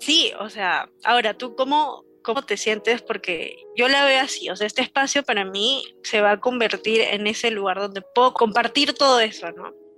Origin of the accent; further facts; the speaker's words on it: Peru; en Perú, porque yo soy de Perú